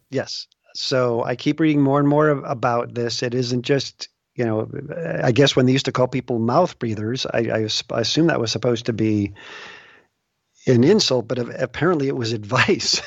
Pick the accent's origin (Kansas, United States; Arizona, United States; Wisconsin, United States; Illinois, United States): Illinois, United States; Des Plaines; now in West Des Moines, United States; I grew up near Des Plaines